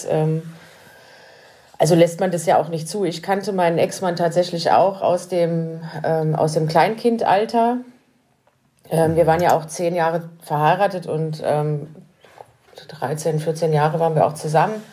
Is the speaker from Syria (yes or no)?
no; Burg, Saxony-Anhalt, Germany; born there; Äh, ich bin in Burg bei Magdeburg geboren.